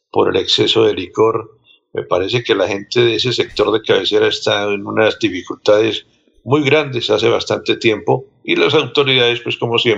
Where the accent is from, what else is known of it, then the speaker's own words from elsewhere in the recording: Contratación, Santander, Colombia; El municipio de Contratación, mi tierra querida